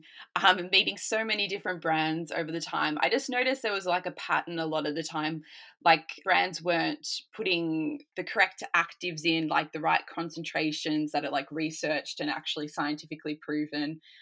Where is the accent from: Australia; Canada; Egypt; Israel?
Australia; moved away as an adult; now in Sweden; I'm from Australia originally